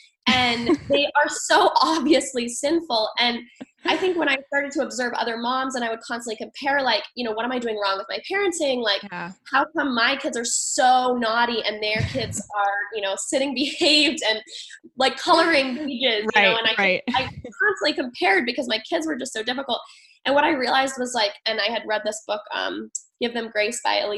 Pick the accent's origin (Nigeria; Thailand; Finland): Thailand; now in United States; but I grew up in Thailand and we were constantly moving. And I realized, like, through all the moves, I experienced a lot of loss. Mm-hmm. And so my final move to New Hampshire